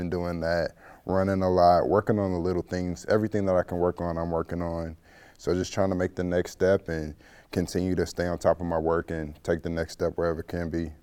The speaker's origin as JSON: {"language": "English", "town": "St. Louis", "region": "Missouri", "country": "United States", "tie": "born or raised there", "said": "I'm from Saint Louis, Missouri. Um, I went to high school at McClure North High School."}